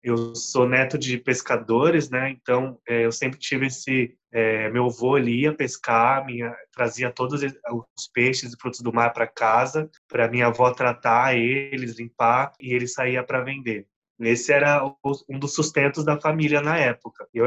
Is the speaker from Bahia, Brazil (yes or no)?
no; Guarujá, São Paulo, Brazil; born there; Eu nasci no Guarujá, eu fui morar em Paranaguá, em Curitiba também ali morei.